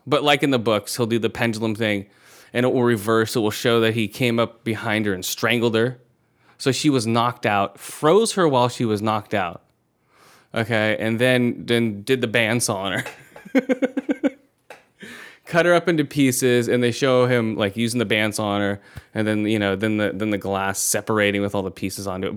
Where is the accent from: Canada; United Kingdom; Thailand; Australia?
Thailand; moved away; I was born in Thailand, so I'm Asian